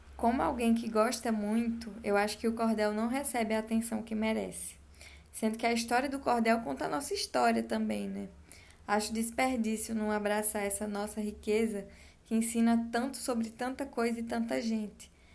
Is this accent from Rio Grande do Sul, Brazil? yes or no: no; Carnaíba, Pernambuco, Brazil; quando eu era pequena, em Carnaíba, no sertão da Bahia